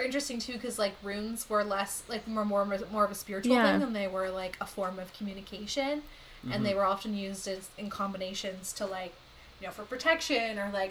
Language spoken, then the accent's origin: English; Canada; I don't even want to say that I'm a Canadian right now. I don't really feel very proud to be a Canadian.